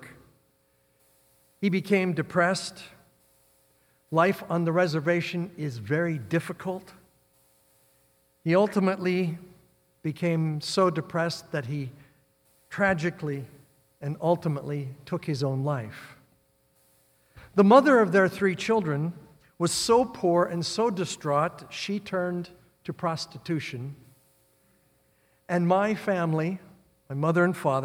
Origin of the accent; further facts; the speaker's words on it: Midwest, United States; moved away; also born or lived in North Dakota / Nebraska; I grew up in the Midwest.